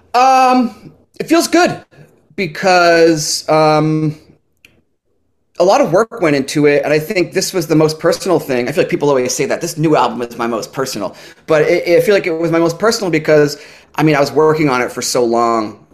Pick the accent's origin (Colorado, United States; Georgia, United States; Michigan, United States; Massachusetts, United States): Massachusetts, United States; North Shore of; moved away as an adult; now in Bristol, Rhode Island, United States; I'm from the North Shore of Massachusetts